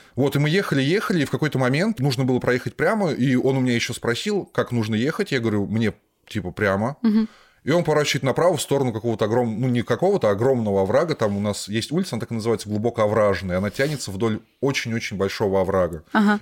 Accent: Volgograd, Volgograd Oblast, Russia; я из Волгограда.

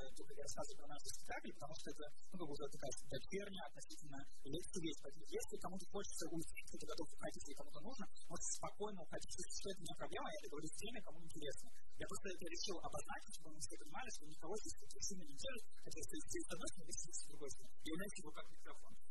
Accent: Saint Petersburg, Russia; я из Петербурга

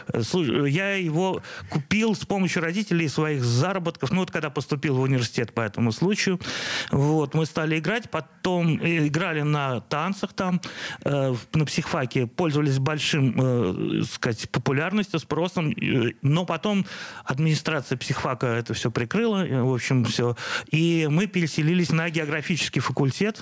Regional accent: Saint Petersburg, Russia; все мое детство прошло на Петроградской стороне

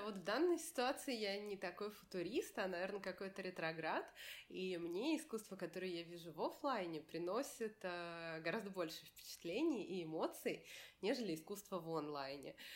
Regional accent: Moscow, Russia; я из России, что я из Москвы

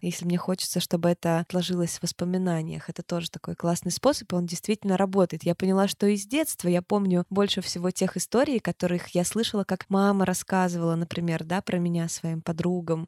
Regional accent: Turkmenistan; Я же родилась в Туркмении. У нас там очень жарко, это южная страна

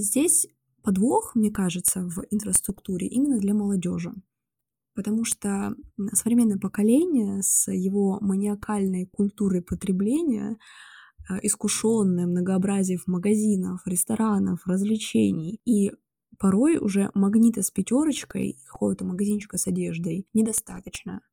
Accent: Rostov-on-Don, Rostov Oblast, Russia; also born or lived in Saint Petersburg; Я из Ростова-на-Дону

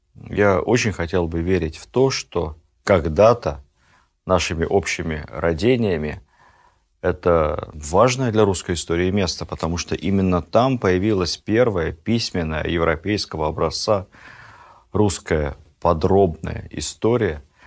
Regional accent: Ukraine; Я и сам с Украины

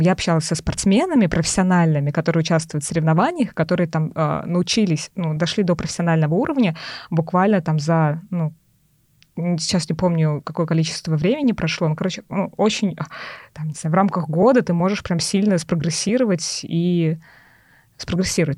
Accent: Tolyatti, Samara Oblast, Russia; я из Тольятти, Тольятти

